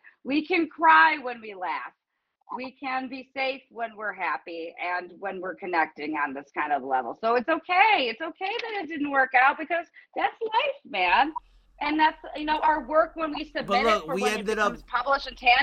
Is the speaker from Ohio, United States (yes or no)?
yes; Cleveland, Ohio, United States; also born or lived in Cincinnati; I'm from Cleveland